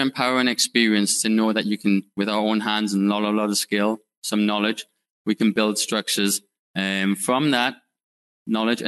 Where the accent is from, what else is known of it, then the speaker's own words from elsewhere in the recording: United Kingdom; moved away as an adult; also born or lived in Northeast United States; now in United States; I'm from the UK. If you can tell by my bad accent